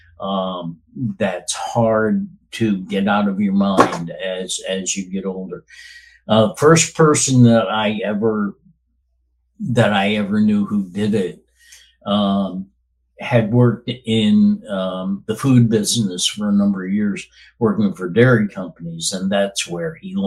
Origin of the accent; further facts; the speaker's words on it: Albany, New York, United States; moved away as an adult; I grew up in the Albany, New York area, lived there until 10 years ago